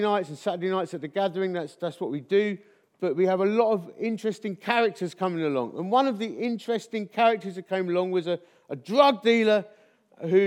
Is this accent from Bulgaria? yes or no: no; Dagenham, London, United Kingdom; now in Chesterfield, United Kingdom; I was born in Dagenham